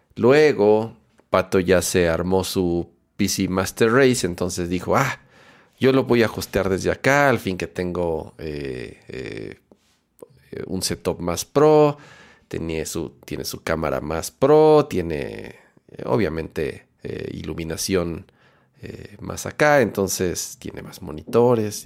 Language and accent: Spanish; Mexico